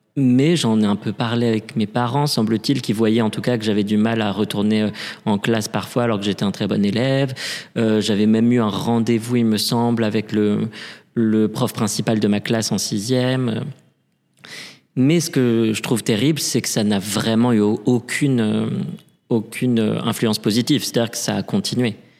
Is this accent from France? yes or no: yes; Paris, Île-de-France, France; also born or lived in Lille; J'ai grandi à Paris, euh, je suis né à Paris